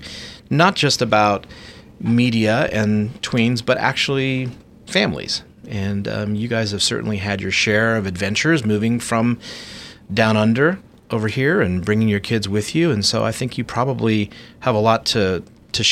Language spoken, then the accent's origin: English; South Africa; moved away; I grew up in South Africa.